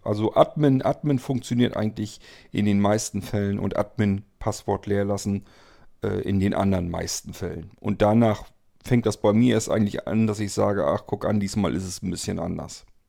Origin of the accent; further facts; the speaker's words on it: Germany; hier bei uns in Deutschland